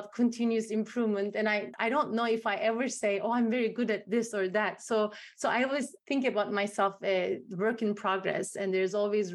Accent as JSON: {"language": "English", "country": "Turkey", "moved": "yes", "lives_now": "United States", "said": "I'm from Turkey. I'm from the Middle East."}